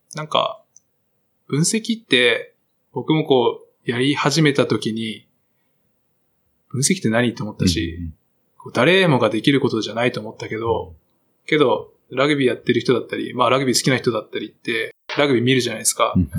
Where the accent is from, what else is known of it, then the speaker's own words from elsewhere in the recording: Nagasaki, Japan; moved away; 長崎帰ったら、安心する